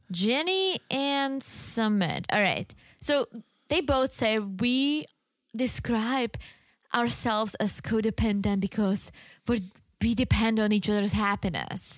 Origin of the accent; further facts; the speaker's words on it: Czechia; moved away; There was this one store in the Czech Republic in my hometown selling all kinds of teas